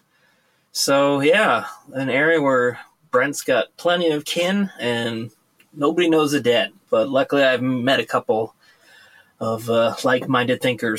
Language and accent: English; United States; moved away as an adult; now in Norway; I'm an American that's lived in Norway for the last 24 years, and I live in an area where very few people know